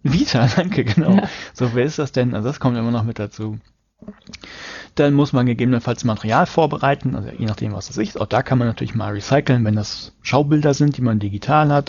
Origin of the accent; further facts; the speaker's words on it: Hamburg, Germany; Ich komme aus Hamburg